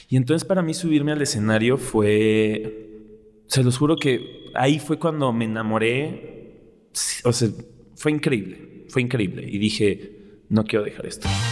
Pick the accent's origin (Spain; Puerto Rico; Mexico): Mexico; Mexico City; soy de aquí, soy chilango